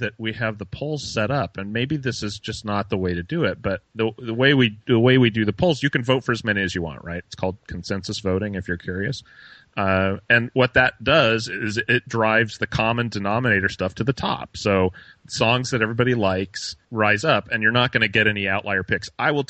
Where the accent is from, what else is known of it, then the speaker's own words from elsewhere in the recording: Midwest, United States; since I grew up in the Midwest, where the urban cowboy phase was something I saw every day in the hallways of high school.